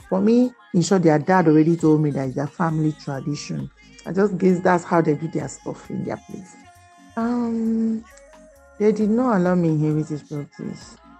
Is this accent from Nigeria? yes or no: yes; Benue, Nigeria; I'm from Benue State.